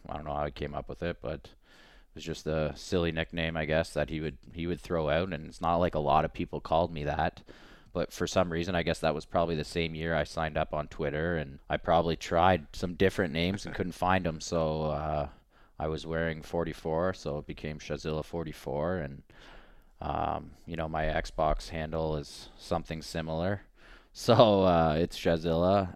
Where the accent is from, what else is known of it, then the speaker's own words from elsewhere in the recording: Canada; we're all Canadian